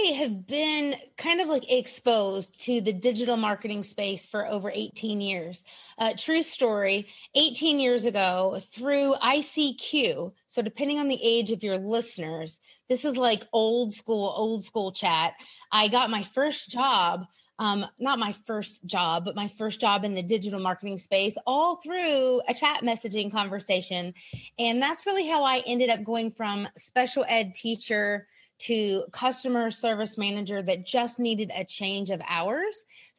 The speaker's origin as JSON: {"language": "English", "region": "South Carolina", "country": "United States", "tie": "born or raised there", "also_born_or_lived": "Europe", "said": "We were a military family. We lived all over America, Europe. Back now I'm in South Carolina in my hometown."}